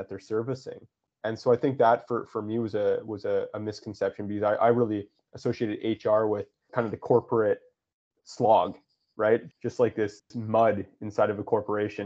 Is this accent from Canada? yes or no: yes; West Coast of Canada, Canada; I grew up on the West Coast of Canada, and I grew up commercial fishing.